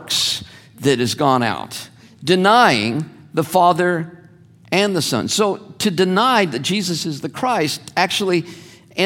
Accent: Santa Ana, California, United States; Growing up in Santa Ana

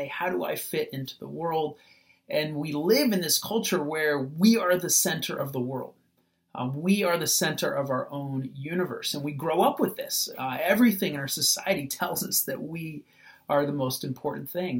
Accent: United States; As American Christians

